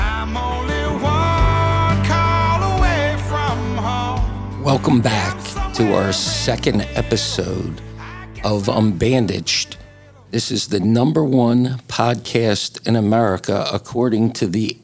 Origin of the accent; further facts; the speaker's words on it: Philadelphia, Pennsylvania, United States; we're from Philadelphia.